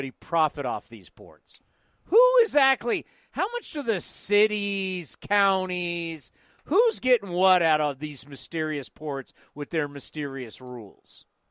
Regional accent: San Diego, California, United States; now in San Jose, United States; I grew up in San Diego, too

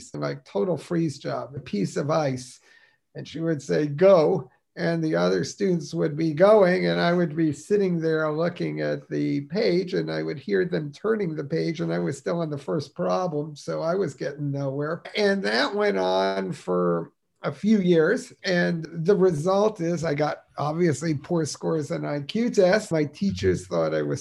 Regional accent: Newark, New Jersey, United States; I was born in Newark, New Jersey

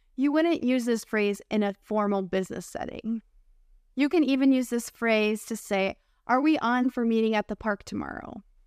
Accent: United States; accent: American English; I'm your American English teacher and friend

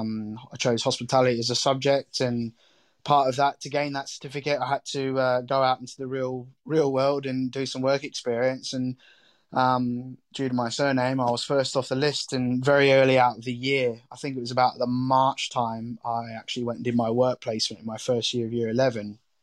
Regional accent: Australia; Yeah, I mean, food, growing up in Australia, I guess, you know, having barbecues and entertaining and having people over was always a very big part of my family life as a kid.

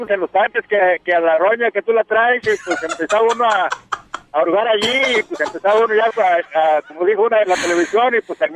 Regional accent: Michoacán, Mexico; moved away; yo soy, yo soy de un pueblo, de soy del estado de Michoacán

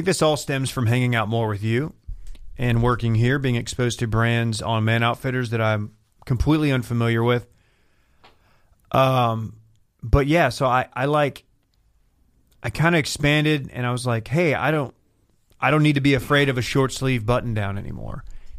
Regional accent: Lubbock, Texas, United States; I came from Lubbock, West Texas, home of Texas Tech, the Red Raiders.

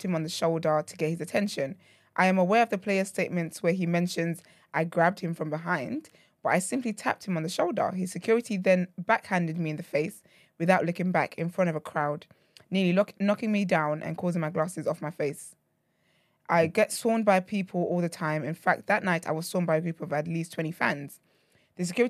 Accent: Nigeria; being Nigerian

